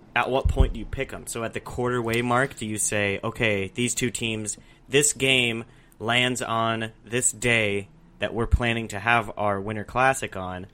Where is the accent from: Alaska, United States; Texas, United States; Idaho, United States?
Alaska, United States; now in Arizona, United States; growing up in Alaska